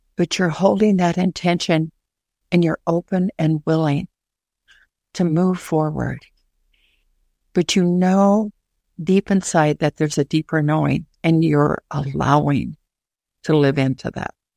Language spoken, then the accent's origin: English; Minnesota, United States; my hometown of Minnesota